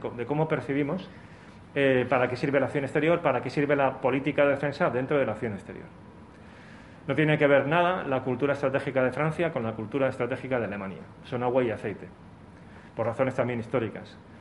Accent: Spain; nosotros como españoles, italianos, portugueses y demás

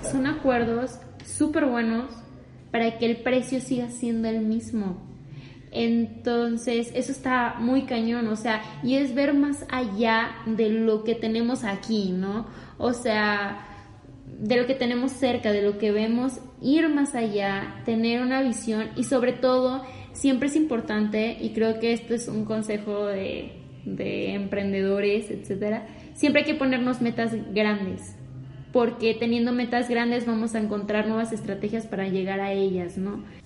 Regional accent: Michoacán, Mexico; soy de Michoacán y digo mucho pues

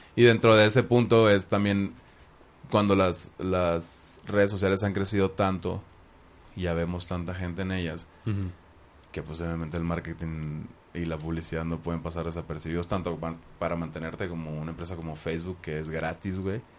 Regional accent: Hermosillo, Sonora, Mexico; donde crecí en Hermosillo

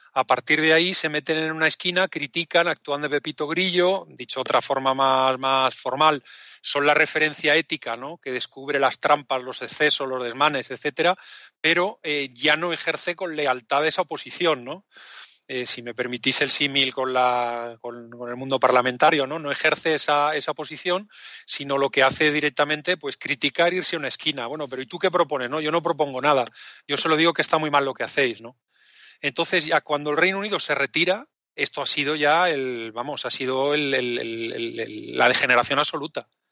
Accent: Spain; Yo como español

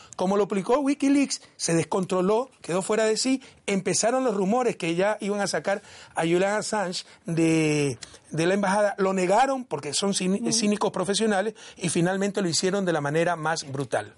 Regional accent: Ecuador; moved away as an adult; Yo salí en julio del 2017 del Ecuador

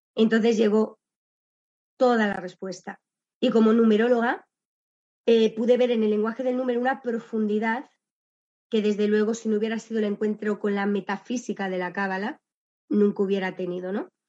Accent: Valladolid, Castile and León, Spain; yo estudié en, la, en el colegio de la Salle, la Virgen de Lourdes de Valladolid

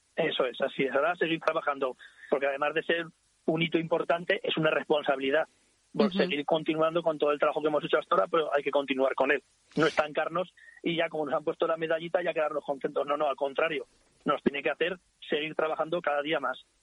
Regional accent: Ricla, Aragon, Spain; Yo soy de Ricla, he nacido en Ricla, vivo en Ricla y supongo que me moriré en Ricla

